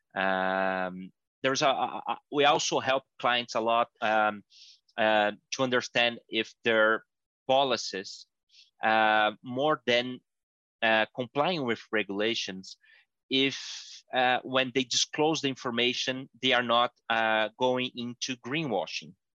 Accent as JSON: {"language": "English", "country": "Brazil", "said": "I'm from Brazil"}